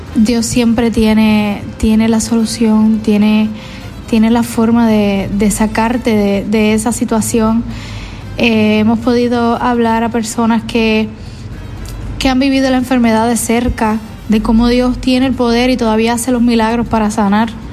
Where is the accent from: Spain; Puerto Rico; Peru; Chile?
Puerto Rico; yo soy una, una joven puertorriqueña